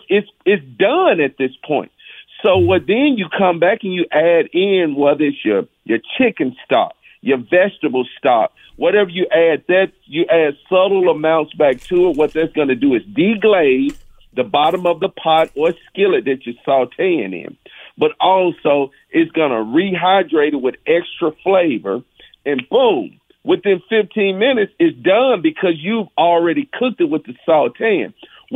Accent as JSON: {"language": "English", "region": "Mississippi", "country": "United States", "tie": "born or raised there", "said": "is a testament to my culinary journey of growing up in Mississippi and really learning about food"}